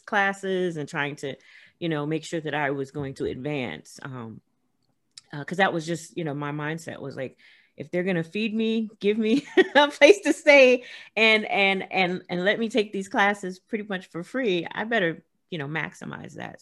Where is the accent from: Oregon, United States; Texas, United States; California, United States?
California, United States; Los Angeles; moved away as an adult; also born or lived in rural South; grew up in South Central